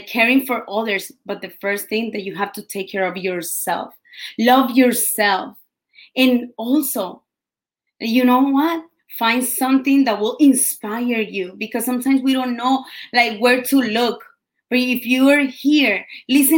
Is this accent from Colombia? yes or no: yes; Colombia; English is a second language; moved away; I came all the way from Colombia